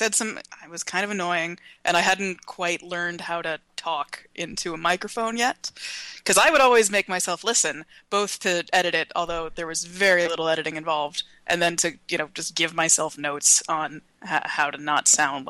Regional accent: Nashville, Tennessee, United States; now in New York, United States; I am from Nashville, Tennessee, which is, you know, in a connected state.

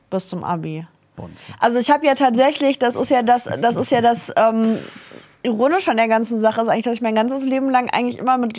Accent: Southern Germany, Germany; also ich komme ja aus Süddeutschland

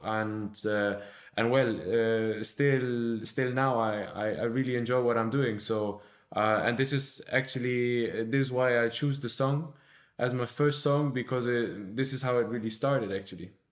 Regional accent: Germany; now in Barcelona, Spain; my home country, so to, to Germany.

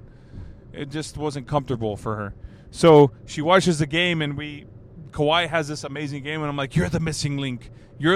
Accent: United States; I am proud to be an American, but I know that my ancestry ties into Mexico and Spain

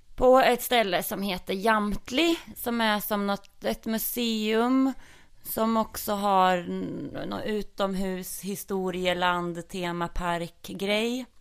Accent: Norrköping, Östergötland, Sweden; accent: Östgötska; då växte jag ju upp i Ektorp eh, som ligger i Norrköping.

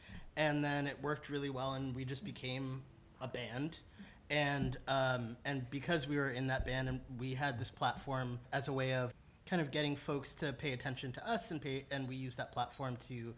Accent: New York City, New York, United States; I grew up in East New York, which is it's very inner city

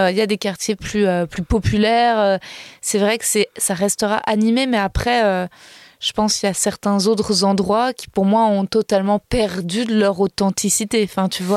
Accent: Paris, Île-de-France, France; je suis née à Paris, que j'ai grandi à Paris

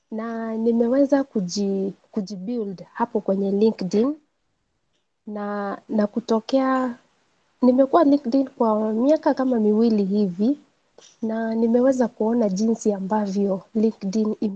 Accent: Nairobi, Kenya; natokea Kenya, pande za Nairobi, na ninafurahia sana kujumuika na nyinyi wote

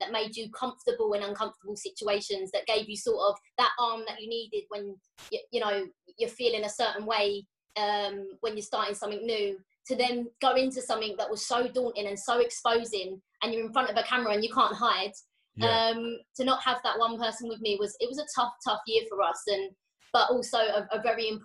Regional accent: Enfield, London, United Kingdom; also born or lived in Florida; we're two girls from Enfield

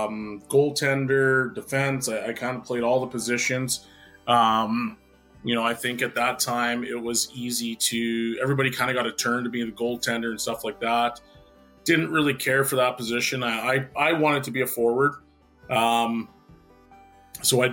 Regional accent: Edmonton, Alberta, Canada; born and raised in Edmonton

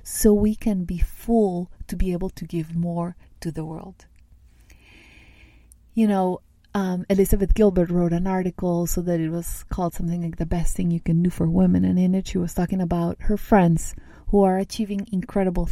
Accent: Medellín, Antioquia, Colombia; I grew up in Colombia, in South America, in a city that's called Medellin

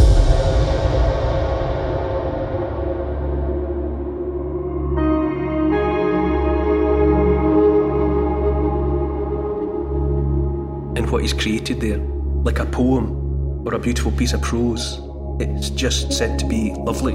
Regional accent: Dumfries, Scotland, United Kingdom; also born or lived in Renfrew; Dumfries and Galloway is where I did most of my growing up. I was born in Renfrew, which is a suburb of Glasgow. But my family, we were in Dumfries, which is the sort of principal town in Dumfries and Galloway, by the time I was maybe 6 or 7

